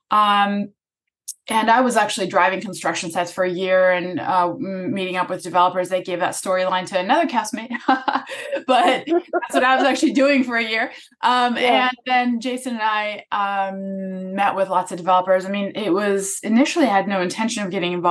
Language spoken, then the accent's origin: English; Germany; moved away as an adult; now in Los Angeles, United States; I'm from Germany. I moved here and to go to Pepperdine University to study advertising